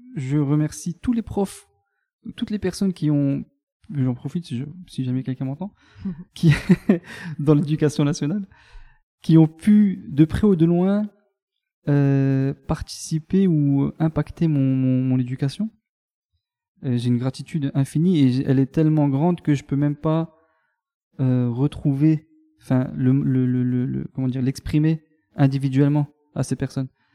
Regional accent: Mont-Saint-Martin, Grand Est, France; Je suis né à Mont-Saint-Martin, dans le Grand Est, à la frontière luxembourgeoise

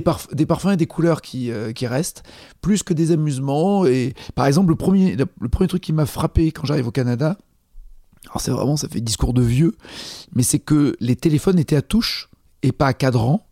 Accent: France; je viens de France

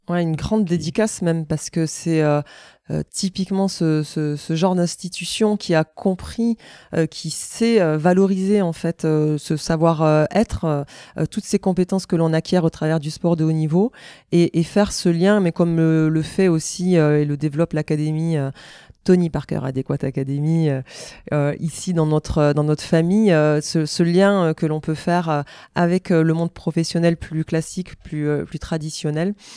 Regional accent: Auch, Occitania, France; also born or lived in Toulouse; je suis né à Toulouse, mais euh, c'est vrai que j'ai grandi dans le Gers

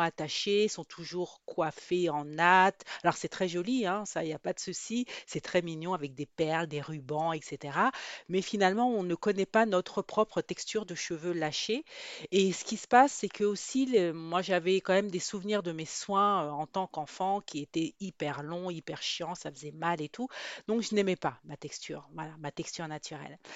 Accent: France; also born or lived in Guadeloupe; Je suis née en Guadeloupe, mais je suis mais j'ai grandi en métropole.

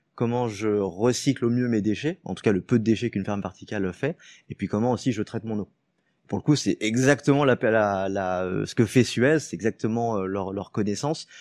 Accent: Lyon, Auvergne-Rhône-Alpes, France; also born or lived in Paris; Je suis lyonnais euh, de base

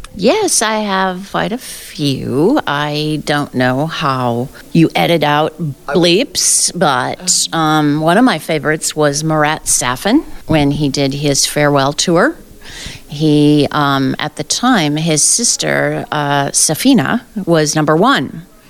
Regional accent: South Dakota, United States; now in Phoenix, United States; so uh, I grew up in South Dakota, and I've lived all over the U.S., but I currently am in the desert in Phoenix, Arizona

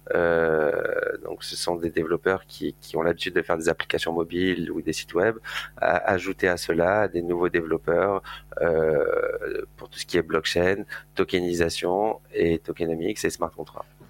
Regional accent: Marseille, Provence-Alpes-Côte d'Azur, France; je viens de Marseille, je suis né là-bas et j'ai fait mes études à Euromed à l'époque

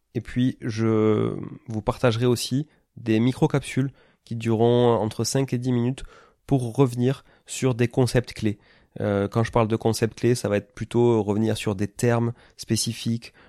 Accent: Toulouse, Occitania, France; moved away as an adult; also born or lived in Canada; Je suis né à Toulouse, hein, qui est une ville donc dans le sud-ouest de la France

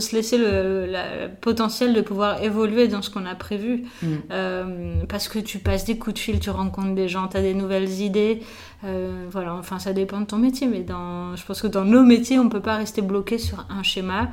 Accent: Nice, Provence-Alpes-Côte d'Azur, France; born or raised there; also born or lived in Paris

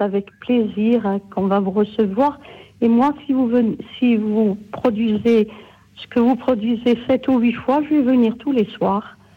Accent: Corsica, France; je suis corse

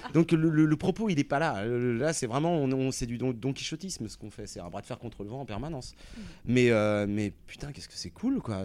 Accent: Rouen, Normandy, France; nous, on vient de Rouen, donc on est, c'est quand même une, ville euh, ultra rock

